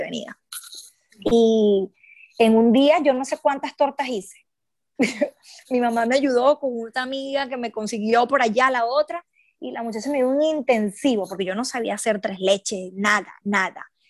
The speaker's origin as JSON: {"language": "Spanish", "region": "Aragua", "country": "Venezuela", "also_born_or_lived": "Caracas, Venezuela / London, United Kingdom", "moved": "as an adult", "lives_now": "Brisbane, Australia", "said": "yo no soy de Caracas, soy de, de Aragua"}